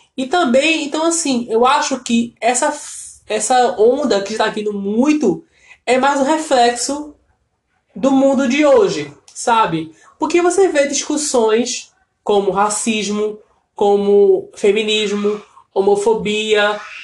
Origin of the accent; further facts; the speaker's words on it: Brazil; sendo brasileiro